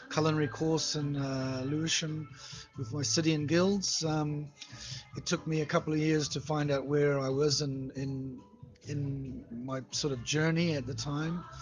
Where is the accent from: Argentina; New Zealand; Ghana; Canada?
New Zealand; moved away as an adult; also born or lived in Moscow, Russia; now in Saint Petersburg, Russia; I'm from New Zealand. New Zealand. yeah, small place on the east coast of New Zealand on the North Island. It's um, quite small.